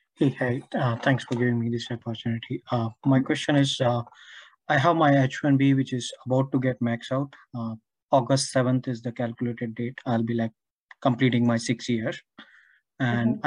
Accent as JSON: {"language": "English", "country": "India", "also_born_or_lived": "Sweden", "moved": "yes", "said": "I'm an Indian citizen, but I'm about to get uh, Swedish citizen now"}